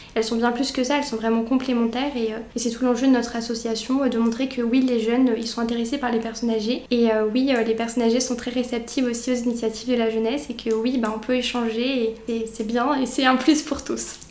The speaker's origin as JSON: {"language": "French", "area": "near Brioude", "region": "Auvergne-Rhône-Alpes", "country": "France", "moved": "as an adult", "lives_now": "Montpellier, France", "said": "je suis auvergnate puisque je viens d'un petit village à côté de Brioude"}